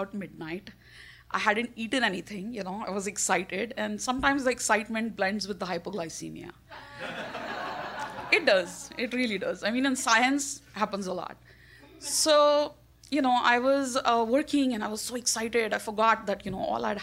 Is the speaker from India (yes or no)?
yes; India; I'm Indian.